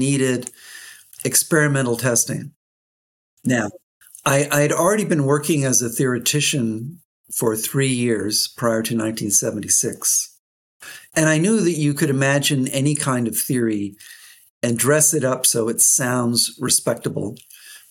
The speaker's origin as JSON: {"language": "English", "country": "Canada", "also_born_or_lived": "England / United States", "moved": "yes", "said": "I'm Canadian and I've lived and worked in both England and the United States"}